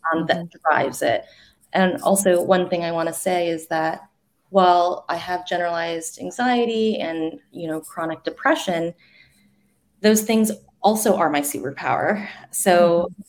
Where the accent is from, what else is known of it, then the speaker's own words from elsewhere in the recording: the South, United States; moved away; I grew up in the South